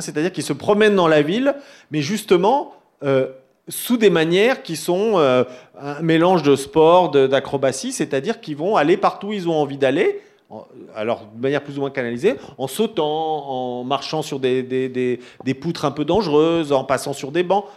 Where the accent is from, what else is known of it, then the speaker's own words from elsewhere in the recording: Paris, Île-de-France, France; je suis parisien